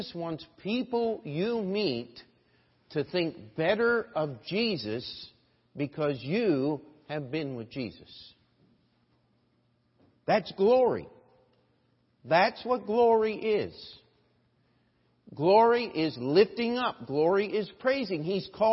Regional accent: Westminster, Maryland, United States; now in New York, United States; when I was a little boy in my hometown, Westminster, Maryland

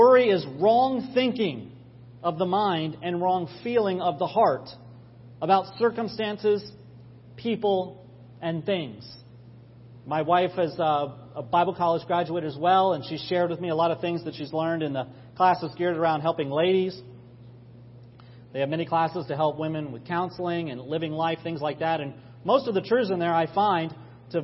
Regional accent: New York, United States; we're all New Yorkers

